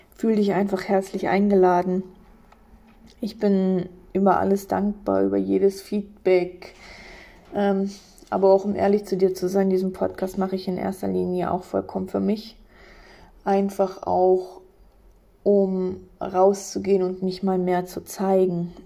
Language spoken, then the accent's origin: German; on the border with Poland, eastern Germany, Germany; Ich bin gebürtig im Osten aufgewachsen, an der Grenze zu Polen.